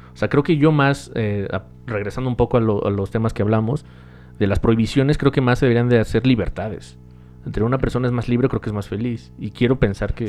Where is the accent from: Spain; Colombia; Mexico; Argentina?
Mexico; para nosotros en México